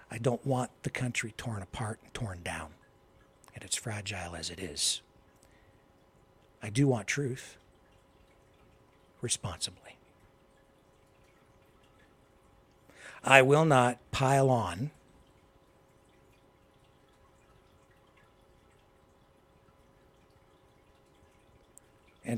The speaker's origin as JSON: {"language": "English", "country": "Canada", "said": "I am a Canadian. I live here."}